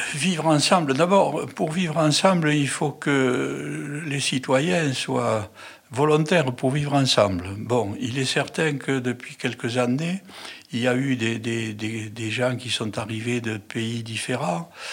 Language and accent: French; Toulouse, Occitania, France; Je suis toulousain, né à Toulouse. J'ai fait mes études à Toulouse